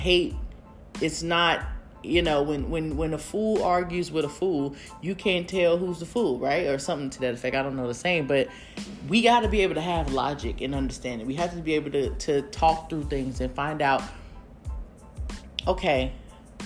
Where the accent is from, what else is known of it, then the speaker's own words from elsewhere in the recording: United States; we as American people